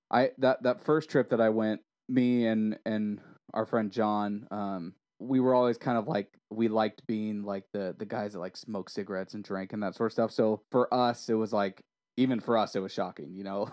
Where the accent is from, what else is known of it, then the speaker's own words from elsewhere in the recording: United States; also born or lived in Orange County or Los Angeles area; I'm American